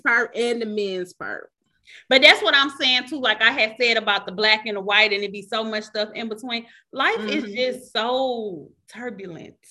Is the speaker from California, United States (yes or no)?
no; Michigan, United States; I'm from Michigan.